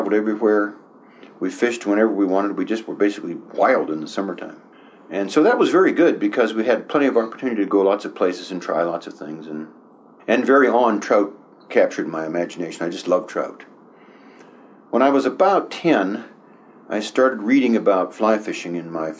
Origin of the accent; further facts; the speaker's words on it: Oil City, Pennsylvania, United States; I was born and raised in Western Pennsylvania